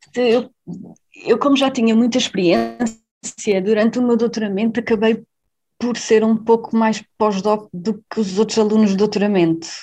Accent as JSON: {"language": "Portuguese", "town": "Covilhã", "region": "Centro", "country": "Portugal", "moved": "as an adult", "lives_now": "Berlin, Germany", "said": "Sou da Covilhã, originalmente"}